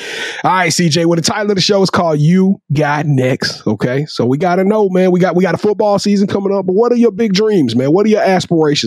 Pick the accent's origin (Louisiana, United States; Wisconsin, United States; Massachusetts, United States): Louisiana, United States; Shreveport; I'm from Shreveport